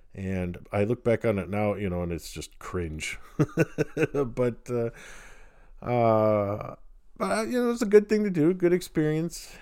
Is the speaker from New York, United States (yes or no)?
no; Wheaton, Illinois, United States; I grew up near Wheaton